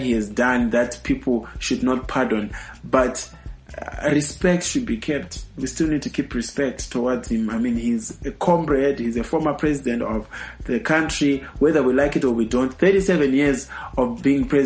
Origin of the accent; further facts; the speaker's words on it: Bulawayo, Zimbabwe; my hometown is Bulawayo